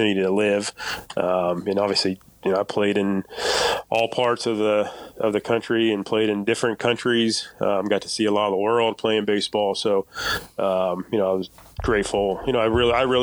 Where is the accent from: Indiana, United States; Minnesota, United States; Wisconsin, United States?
Indiana, United States; Kokomo; I'd still come back to Kokomo, and, you know, I still live here now with my family